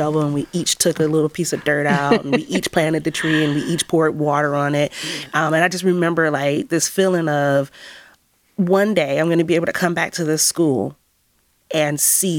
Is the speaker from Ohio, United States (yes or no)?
yes; Cleveland, Ohio, United States; I grew up in Mount Pleasant, and Mount Pleasant has the highest rate of illiteracy in the city of Cleveland.